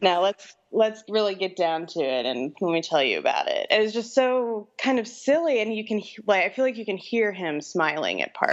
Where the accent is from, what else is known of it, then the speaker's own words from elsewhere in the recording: New Orleans, Louisiana, United States; now in Austin, United States; I'm from New Orleans originally, and we live in Austin, Texas now